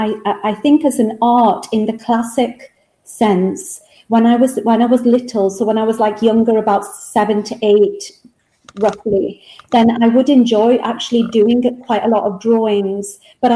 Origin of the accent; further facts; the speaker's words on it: England, United Kingdom; moved away as an adult; Back to England, yes. Back to my hometown here in England.